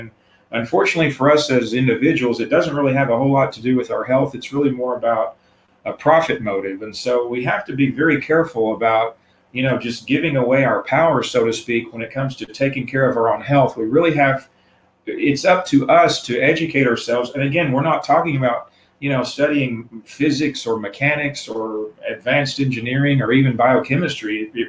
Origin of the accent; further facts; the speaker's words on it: the South, United States; And being a Southerner, I mean, I'm the kind of person who grew up eating beef at every meal every day.